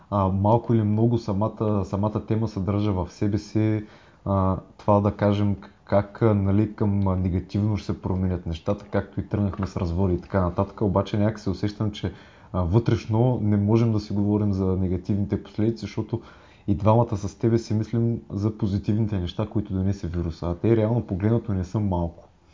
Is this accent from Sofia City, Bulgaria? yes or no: no; Burgas, Burgas Province, Bulgaria; now in Sofia, Bulgaria; ние с Вадим и двамата сме от Бургас, в момента сме локирани в а, София